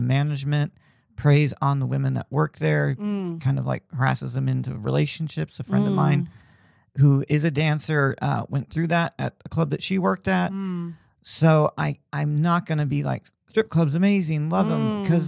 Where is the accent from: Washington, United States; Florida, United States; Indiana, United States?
Indiana, United States; Like I grew up in Indiana where like, you know, college basketball was huge